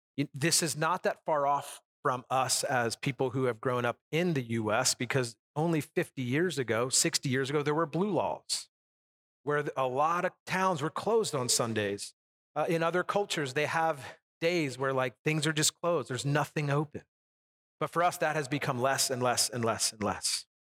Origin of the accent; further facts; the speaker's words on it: United States; as an American, we've never, I've never lived in that kind of a lifestyle